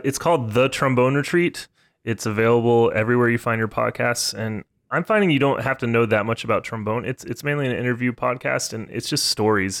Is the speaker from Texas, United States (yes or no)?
yes; Texas, United States; now in Pittsburgh, United States; I grew up in Texas